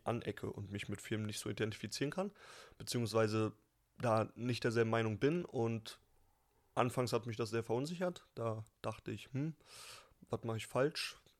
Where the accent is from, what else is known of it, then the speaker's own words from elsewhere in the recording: Berlin, Germany; Ey, ich bin Berliner